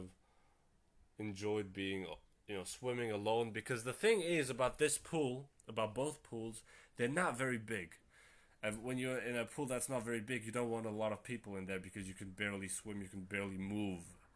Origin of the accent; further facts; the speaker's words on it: Germany; I live in Germany. I'm from Germany. And I'm half Turkish and half Moroccan